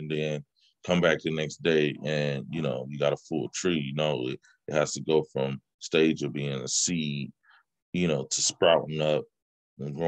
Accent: Bay Area, California, United States; also born or lived in Richmond, California / Oakland, California; I'm from the Bay Area, and I bounced between it's a small city called Richmond and a city that's east of San Francisco called Oakland

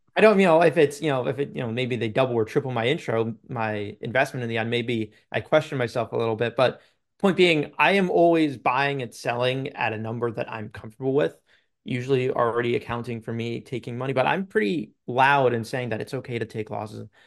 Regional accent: Long Island, New York, United States; I'm from Long Island, New York

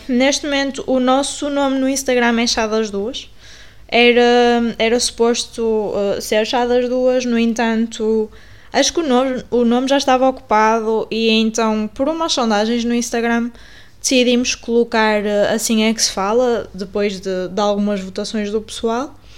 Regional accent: Paredes, Porto District, Portugal; eu fui criada em Paredes no Porto

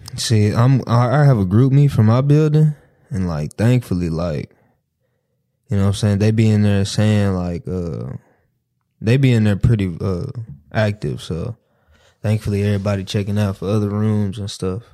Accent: Dallas, Texas, United States; I'm from Dallas.

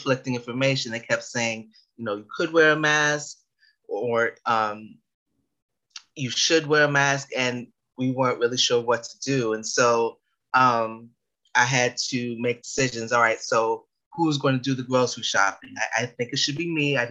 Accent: New York City, New York, United States; I was born and raised in the Bronx

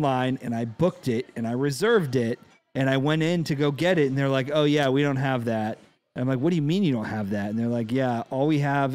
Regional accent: California, United States; accent: California; moved away; also born or lived in Napa Valley; I'm from California, and when I moved here

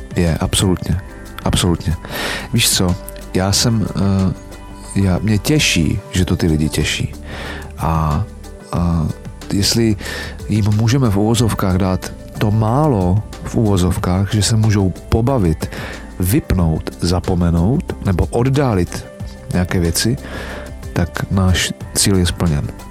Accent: Czechia; Tady u nás v Čechách

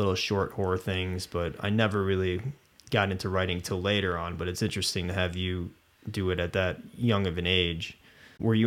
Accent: Illinois, United States; now in Reno, United States; I'm from Illinois originally

